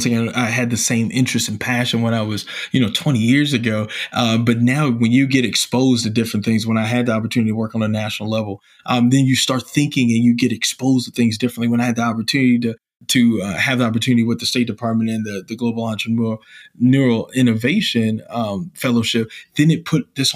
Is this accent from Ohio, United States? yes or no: no; Illinois, United States; moved away; my home state of Illinois.